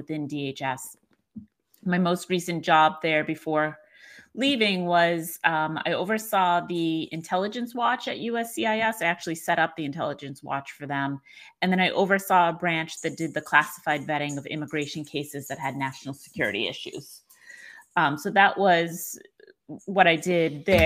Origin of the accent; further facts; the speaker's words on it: Boston, Massachusetts, United States; moved away; I'm from Boston originally